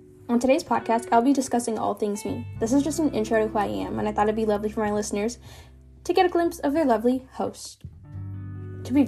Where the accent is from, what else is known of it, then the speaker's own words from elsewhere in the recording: United States; accent: American; also born or lived in Kenya; growing up in the United States as an immigrant